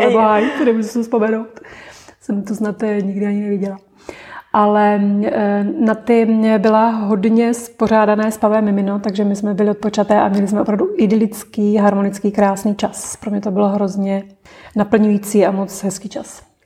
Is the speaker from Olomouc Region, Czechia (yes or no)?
yes; Olomouc, Olomouc Region, Czechia; dětství jsem prožila v Olomouci